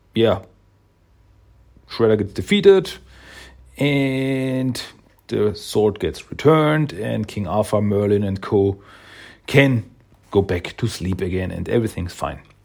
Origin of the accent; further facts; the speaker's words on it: Austria; I am from Austria